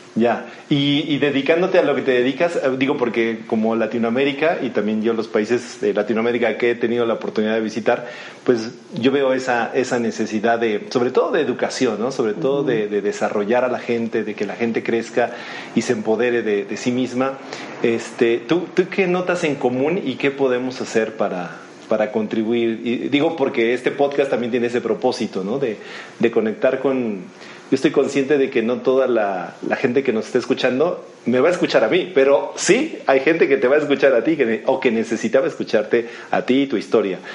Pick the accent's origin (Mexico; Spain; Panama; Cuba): Mexico; yo como mexicano